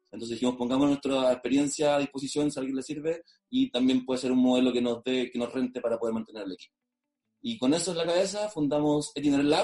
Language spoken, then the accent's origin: Spanish; Maule, Chile; somos del Maule, somos chilenos de acá mismo del Maule, de la región